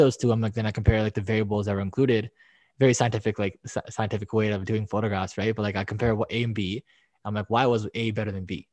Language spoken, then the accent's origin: English; Toronto, Ontario, Canada; I'm from Toronto.